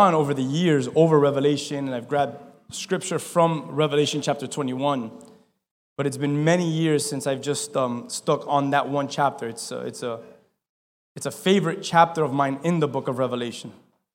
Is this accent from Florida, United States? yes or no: yes; Key West, Florida, United States; I'm from Key West